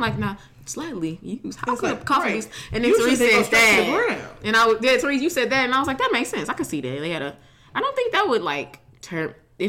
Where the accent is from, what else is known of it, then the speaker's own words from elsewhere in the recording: St. Louis, Missouri, United States; I'm from the Lou and I'm proud.